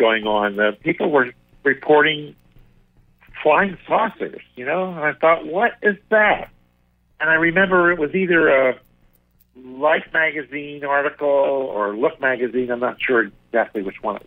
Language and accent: English; Philadelphia, Pennsylvania, United States; I grew up in Philadelphia, just kind of out in the suburbs of Philadelphia